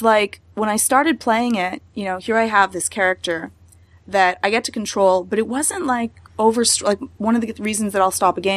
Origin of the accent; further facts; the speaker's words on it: Canada; I'm really Canadian